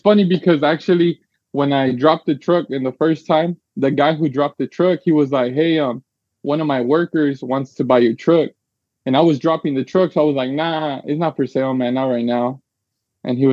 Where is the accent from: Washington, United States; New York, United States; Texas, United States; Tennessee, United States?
Texas, United States; San Antonio; also born or lived in California; So I'm originally from California, but when I was like 6 years old, we moved to San Antonio, Texas. So we've been here ever since. So I guess I'm from Cali, but raised over here in Texas